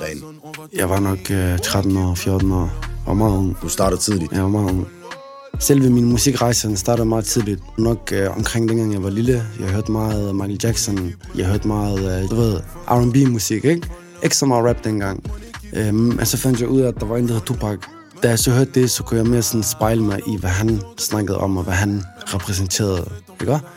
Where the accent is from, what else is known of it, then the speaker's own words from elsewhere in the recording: Aarhus, Central Denmark Region, Denmark; Jeg er en rapper fra Aarhus